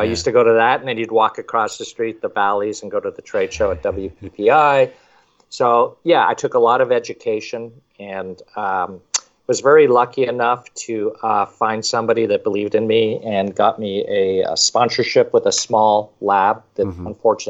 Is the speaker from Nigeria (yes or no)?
no; Montreal, Quebec, Canada; also born or lived in Toronto / Michigan / Arizona / California; now in Florida, United States; I was originally from Montreal, but lived in Toronto for quite a while. And then Michigan, Arizona, California, and now Florida.